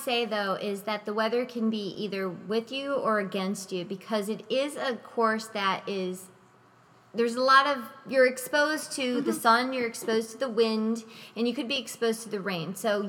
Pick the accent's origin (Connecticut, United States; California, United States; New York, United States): Connecticut, United States; I'm not from Ohio. I'm from Connecticut